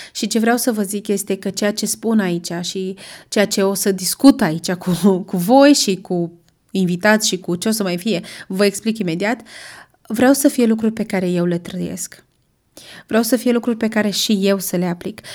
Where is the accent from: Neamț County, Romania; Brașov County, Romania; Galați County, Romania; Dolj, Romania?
Brașov County, Romania; Brașov; sunt din Brașov, am crescut în Brașov, încă locuiesc în Brașov